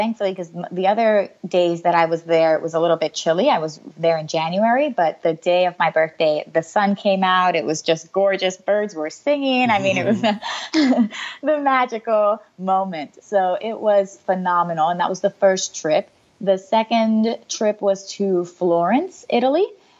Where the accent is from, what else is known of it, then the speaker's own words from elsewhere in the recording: Puerto Rico; born there; Funnily enough, I was born in Puerto Rico, so my family's Hispanic.